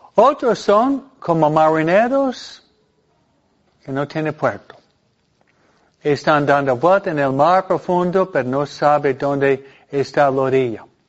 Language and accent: Spanish; New York, United States; now in California, United States; el estado donde yo fui criado, en Nueva York